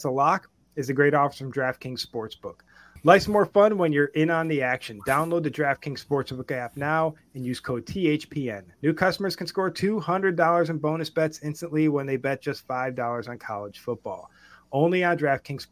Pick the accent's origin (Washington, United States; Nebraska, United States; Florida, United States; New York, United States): New York, United States; Buffalo; moved away; I'm from Western New York, and then I'd say Buffalo.